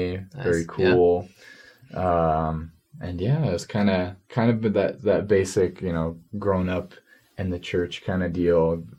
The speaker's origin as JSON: {"language": "English", "region": "New Jersey", "country": "United States", "tie": "born or raised there", "said": "I was born in New Jersey."}